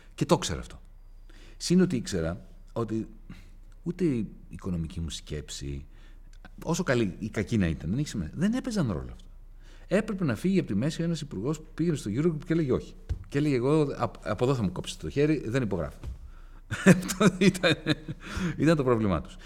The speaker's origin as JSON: {"language": "Greek", "country": "Greece", "said": "ως Έλληνες, ως Ευρωπαίοι"}